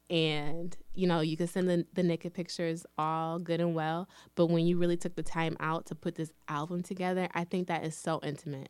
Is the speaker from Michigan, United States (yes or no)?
yes; Lansing, Michigan, United States; also born or lived in Detroit, Michigan; I was actually born and raised in Lansing, Michigan